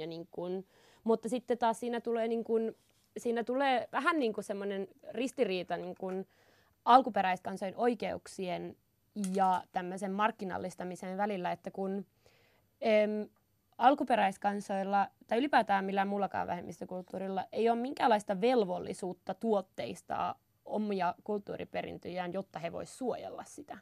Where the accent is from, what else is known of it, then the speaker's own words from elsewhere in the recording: Inari, Lapland, Finland; mä oon Inarista